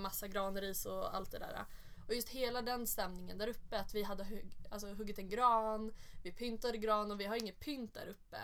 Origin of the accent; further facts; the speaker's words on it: Sollentuna, Stockholm County, Sweden; jag kommer från Sollentuna